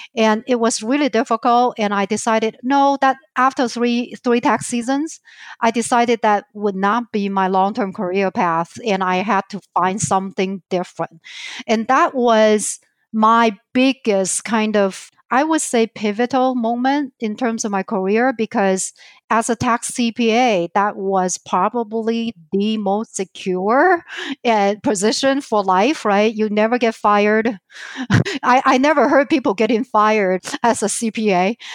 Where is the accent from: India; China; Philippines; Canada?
China; southern China near Hong Kong; accent: Chinese; English is a second language; moved away as an adult; also born or lived in Idaho, United States / Minnesota, United States; now in Twin Cities, United States; I was born and raised in China, in southern part of China near Hong Kong